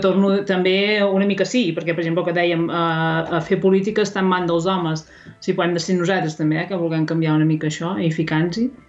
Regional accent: Ripollès, Catalonia, Spain; jo soc del, del Ripollès

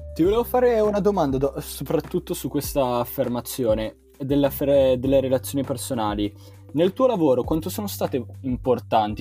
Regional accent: Milan, Lombardy, Italy; io da milanese devo difendere la mia Milano

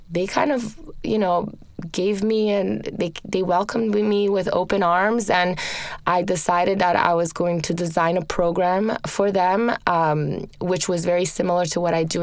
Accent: Rome, Lazio, Italy; moved away; I grew up in Rome, in Italy

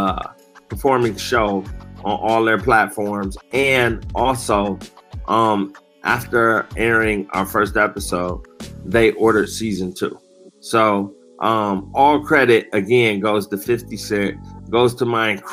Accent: Detroit, Michigan, United States; I'm from Detroit

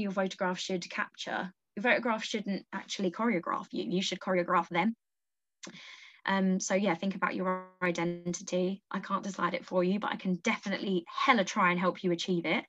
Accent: Essex, East of England, United Kingdom; I'm from Essex.

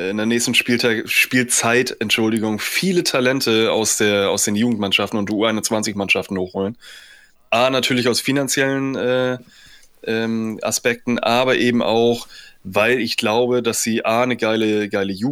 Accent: Dortmund, North Rhine-Westphalia, Germany; Äh, ich hoffe ja als Dortmunder, dass ihr tatsächlich bald wiederkommt.

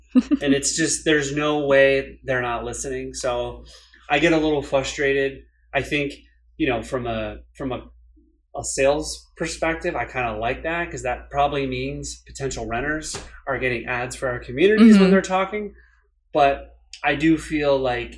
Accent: New England, United States; I grew up in New England.

